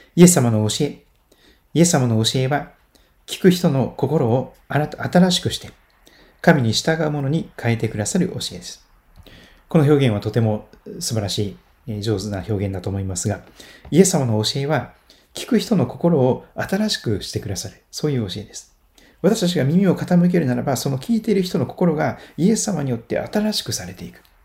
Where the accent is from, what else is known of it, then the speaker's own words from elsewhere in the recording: Shikoku, Kochi, Japan; 私は四国の高知生まれですから